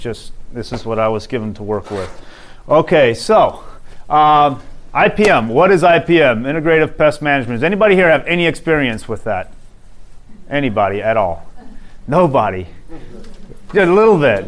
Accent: Arizona, United States; moved away; I'm from Arizona originally, and now I'm back in Arizona

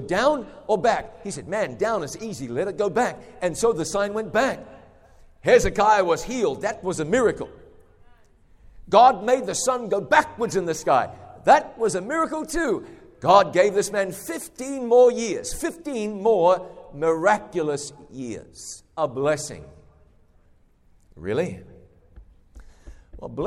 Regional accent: New Zealand; moved away; I go home to my home country of New Zealand

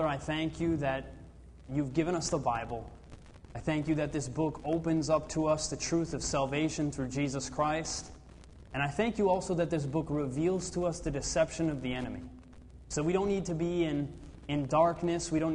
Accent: Grand Rapids, Michigan, United States; I'm from Grand Rapids, Michigan.

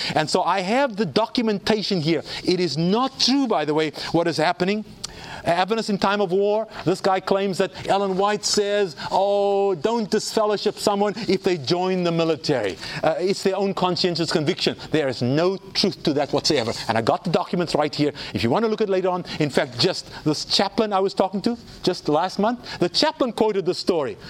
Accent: South Africa; I grew up in South Africa.

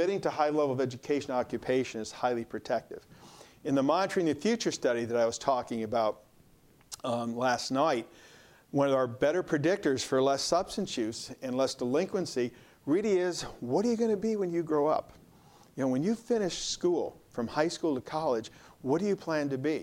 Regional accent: Hinsdale, Illinois, United States; I grew up in Hinsdale, Illinois, and we had two room school, 1 to 4, 5 to 8

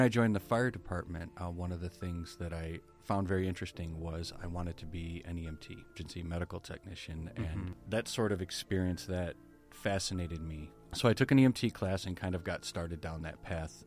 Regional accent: Berrien Springs, Michigan, United States; I was born and raised in Berrien Springs

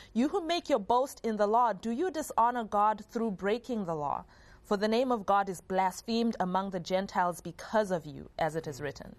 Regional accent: Zimbabwe; growing up in Zimbabwe

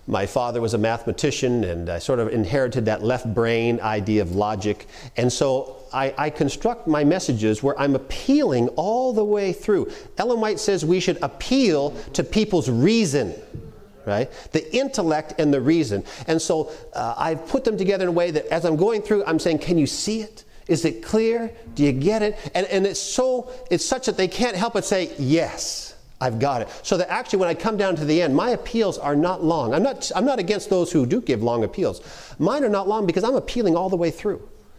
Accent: Canada; accent: Canadian; When I'm up in Canada, which is where I'm from, I'm Canadian. I don't know if you've picked it up at all. I tend to drop my Canadian accent when I'm up talking for the most part.

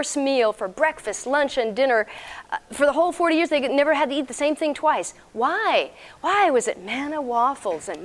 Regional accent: Texas, United States; I'm from Texas.

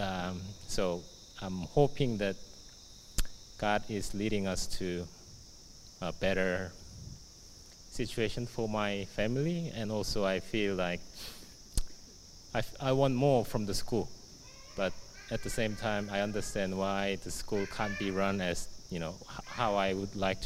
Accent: South Korea; now in Australia; I was born and raised in South Korea

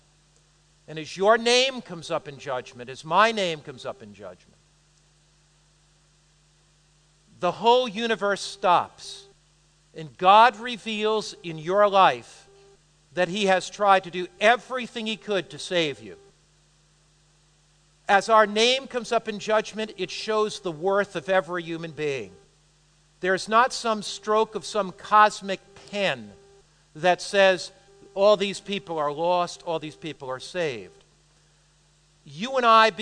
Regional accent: United States; I'm an American

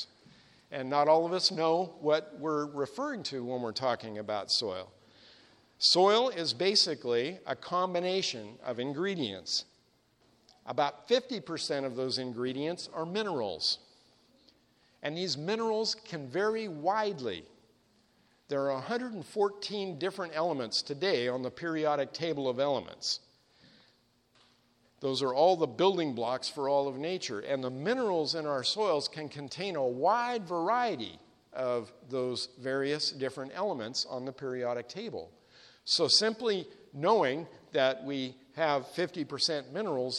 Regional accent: Sacramento Valley, Northern California, United States; I grew up in the Sacramento Valley of Northern California

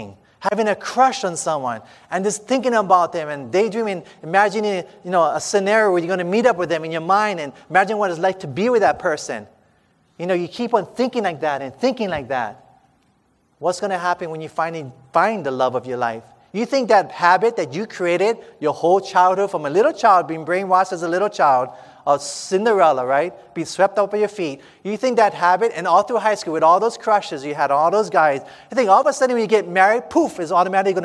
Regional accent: Hawaii, United States; I'm from Hawaii

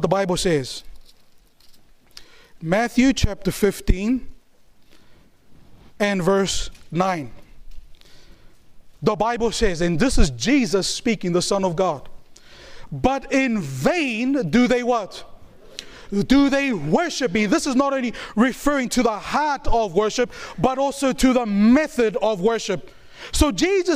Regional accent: New Zealand; I was born and raised in New Zealand

